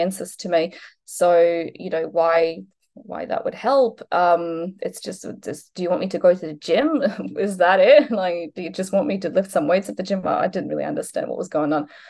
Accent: Poland; moved away as an adult; now in Australia; I'm originally from Poland, so I moved to Australia when I was 19

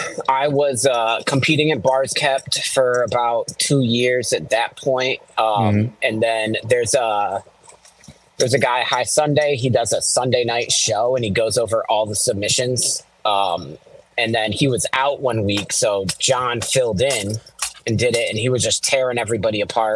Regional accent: East Coast, United States; I grew up on the East Coast, mainly boom bap.

